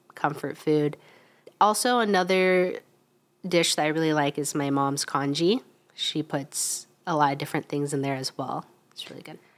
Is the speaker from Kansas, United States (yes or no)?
yes; Wichita, Kansas, United States; I'm from Wichita, Kansas, so kind of, it, it, it is Midwest.